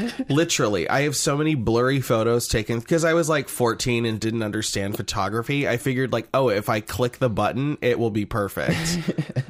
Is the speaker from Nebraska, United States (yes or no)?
yes; Nebraska, United States; born or raised there